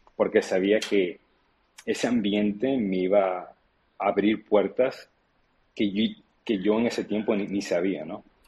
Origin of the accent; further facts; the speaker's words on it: Santo Domingo, Distrito Nacional, Dominican Republic; now in United States; Yo soy dominicano, nací en Santo Domingo ahora mismo, de hecho, ah, y yo crecí recibiendo remesas de mi padre en Estados Unidos. Luego, cuando emigré a Estados Unidos